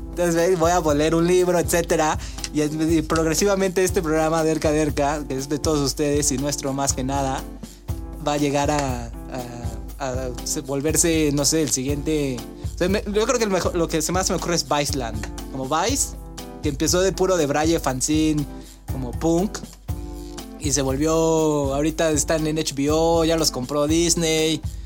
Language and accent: Spanish; Mexico; nosotros como mexicanos